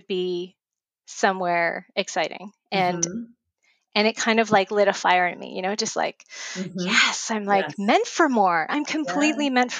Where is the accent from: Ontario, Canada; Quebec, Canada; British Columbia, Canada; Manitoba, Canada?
Quebec, Canada; Montreal; now in Nova Scotia, Canada; I am originally from Montreal and now I'm in Nova Scotia, Canada.